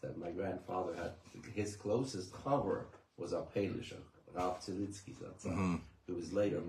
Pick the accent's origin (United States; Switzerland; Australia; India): Switzerland; Growing up in Super Jäger, Switzerland, and after the war, during the war, we had many refugees of Eastern Jews.